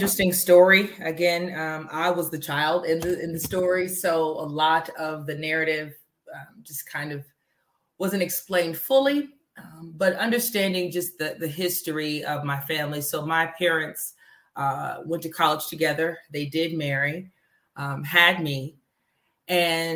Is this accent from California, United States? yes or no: no; Dallas, Texas, United States; I was born in Dallas, Texas, raised there